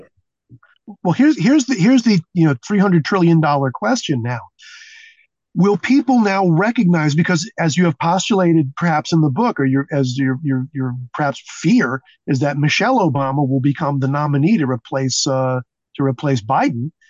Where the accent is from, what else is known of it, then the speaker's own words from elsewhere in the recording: New York City, New York, United States; moved away; a Jew from Brooklyn